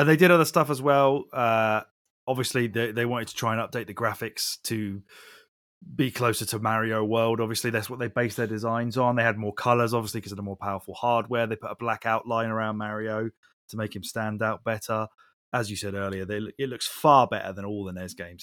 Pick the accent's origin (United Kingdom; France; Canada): United Kingdom; we're British